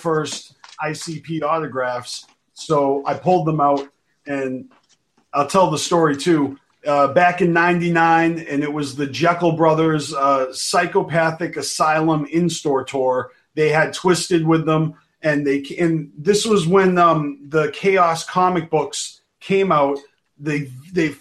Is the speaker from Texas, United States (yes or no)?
no; Massachusetts, United States; I'm from Massachusetts. I'm in Detroit.